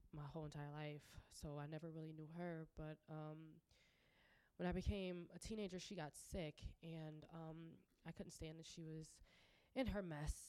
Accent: Lockport, Illinois, United States; I'm 27 years old and I'm from Lockport, Illinois

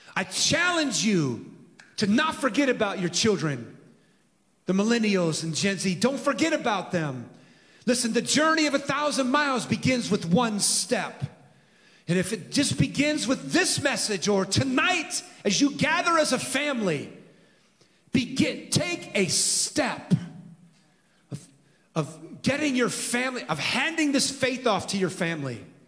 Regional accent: San Francisco, California, United States; I was born in San Francisco in 1963

